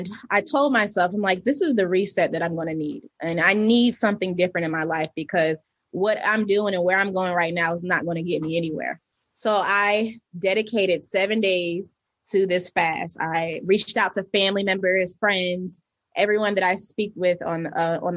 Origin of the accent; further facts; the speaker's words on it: New Jersey, United States; now in Atlanta, United States; I'm originally from New Jersey